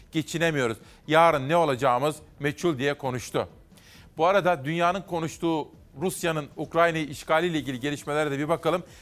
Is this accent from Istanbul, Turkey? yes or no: no; Simav, Kütahya, Turkey; moved away; doğup büyüdüğüm Simav'daki mahallemdeki